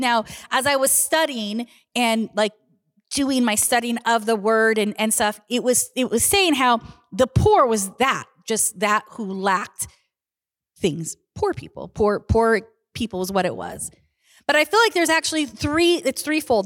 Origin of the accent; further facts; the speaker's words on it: Southern California, United States; moved away; I grew up in Southern California